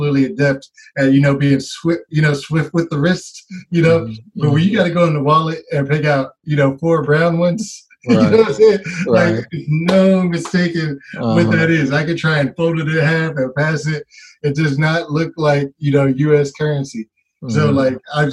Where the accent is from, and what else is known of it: Oakland, California, United States; born or raised there